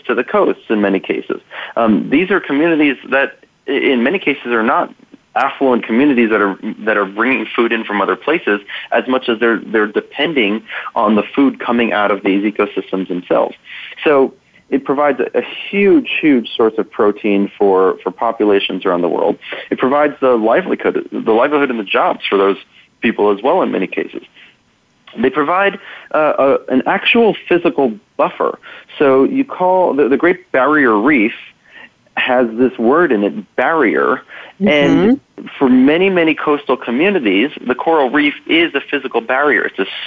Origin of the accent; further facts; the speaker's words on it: New York, United States; now in Colorado, United States; I'm from New York originally, and every time I'm back home